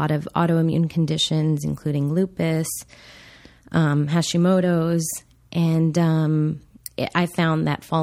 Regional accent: Laredo, Texas, United States; moved away; We grew up in Texas on the border, Laredo.

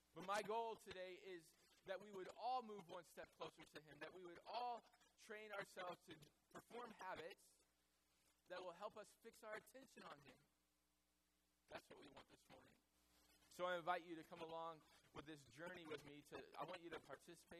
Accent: the Bible Belt, United States; I grew up in the Bible Belt

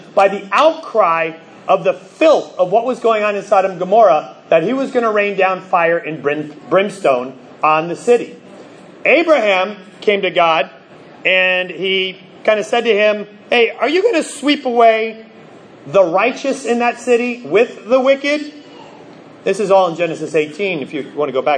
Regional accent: New Jersey, United States; moved away; I grew up in New Jersey

